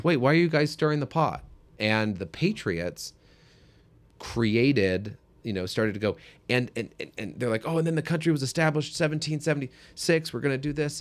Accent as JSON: {"language": "English", "country": "United States", "said": "as an American"}